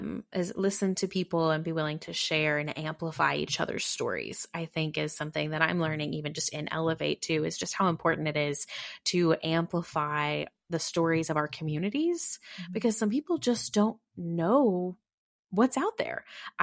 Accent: Texas, United States; now in Kentucky, United States; I mean, I'm not originally from Kentucky. I moved here in 2008. I'm Texas, and lived in a couple of other states.

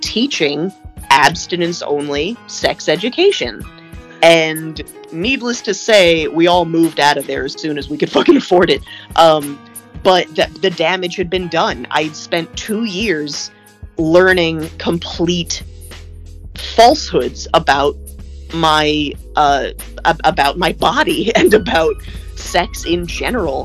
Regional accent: Los Angeles, California, United States; also born or lived in Brooklyn, New York; we moved from Brooklyn to Los Angeles

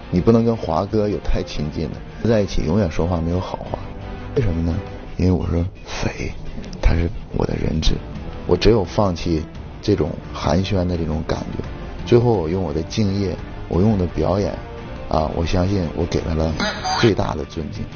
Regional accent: Northeast China, China; 我是东北长大的

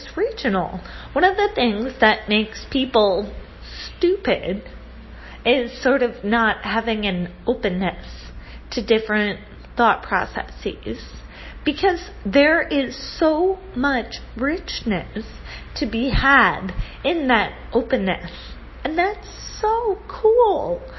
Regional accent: United States; now in Rio de Janeiro, Brazil; I come from the United States of America

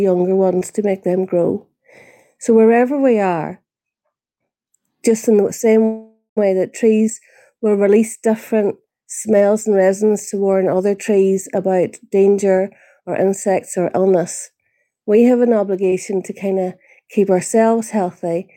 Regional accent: Northern Ireland, United Kingdom; now in New Zealand; I'm originally from Northern Ireland, and I came to New Zealand

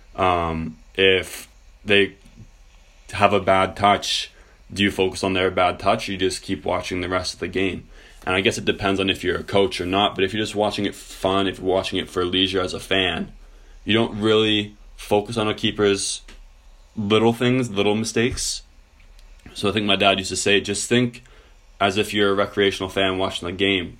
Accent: Canada; as a Canadian

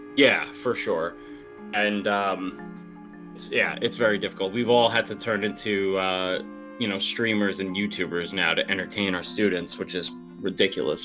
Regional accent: New York, United States; I'm from New York

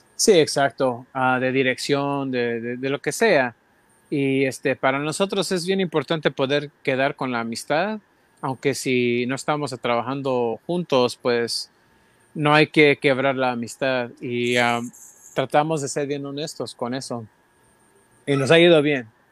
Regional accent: San Jose, California, United States; San José, de donde soy yo

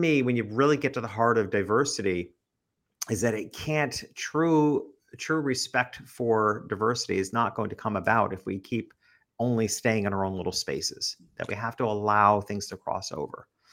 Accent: New York, United States; moved away as an adult; also born or lived in Connecticut; now in Florida, United States; And I'm from New York

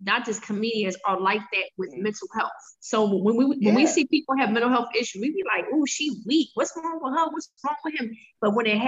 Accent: Detroit, Michigan, United States; I'm from Detroit.

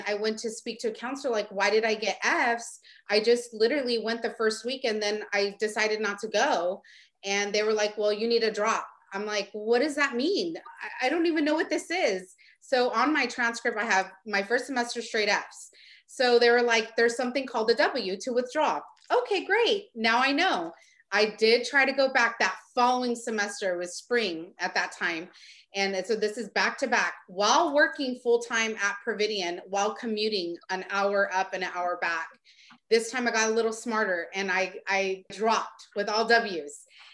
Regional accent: Stockton, California, United States; I'm from Stockton.

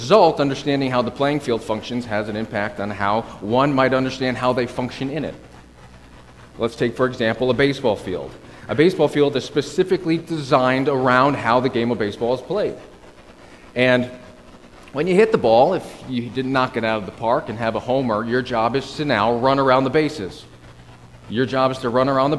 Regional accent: Connecticut, United States; I'm from Connecticut, so I feel like I'm at home a bit with the snow and the trees

